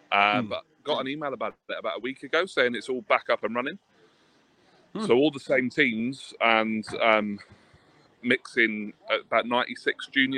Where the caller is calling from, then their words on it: Plymouth, South West England, United Kingdom; I'm down in Plymouth, so I'm not far from Sonny, wherever he is about to join us from.